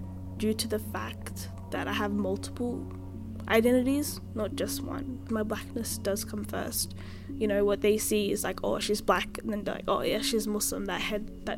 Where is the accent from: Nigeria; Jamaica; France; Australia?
Australia; I don't feel as if I am Australian. Like, yeah, my passport is Australian. I grew up here. The family that I do know is here in Australia.